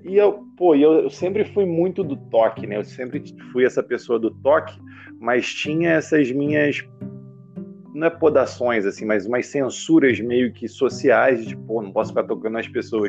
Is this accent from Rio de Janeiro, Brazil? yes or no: yes; Baixada Fluminense, Rio de Janeiro, Brazil; eu cresci na Baixada Fluminense, assim, lugar pobre, assim, do Rio de Janeiro